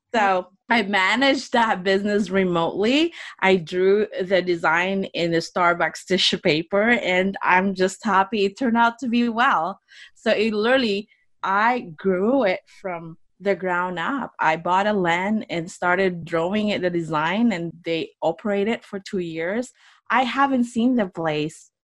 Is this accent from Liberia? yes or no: no; Philippines; moved away as an adult; now in United States; I grew up in the Philippines. I actually moved out to United States right after college.